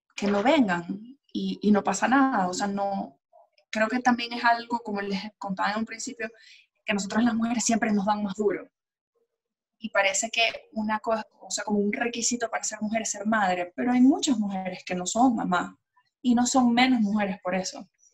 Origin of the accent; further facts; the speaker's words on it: Colombia; yo soy colombiana